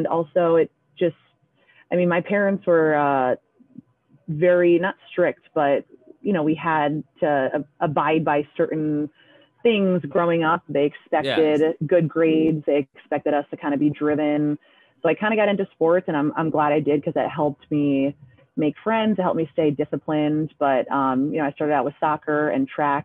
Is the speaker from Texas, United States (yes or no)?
no; Albany Colonie area, Capital Region, New York, United States; moved away as an adult; now in Poughkeepsie, United States; I'm from the Albany Colony area in the Capital Region.